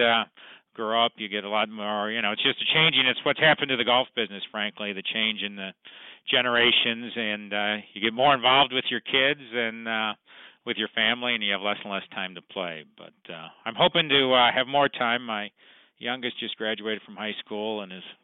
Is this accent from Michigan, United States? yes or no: no; Lake Forest, Illinois, United States; also born or lived in Chicago; I grew up up in Lake Forest in the northern suburbs, where I now I'm back living there now with my family